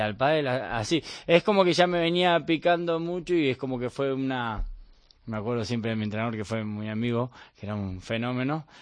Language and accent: Spanish; Bahía Blanca, Buenos Aires Province, Argentina; moved away as an adult; now in Spain; yo soy de Bahía Blanca, que a 700 kilómetros de Buenos Aires.